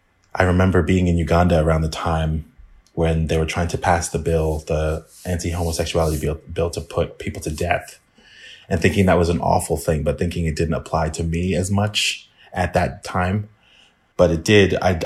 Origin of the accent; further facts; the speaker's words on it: England, United Kingdom; born there; I was born in England and I still have to apply for visas to go there.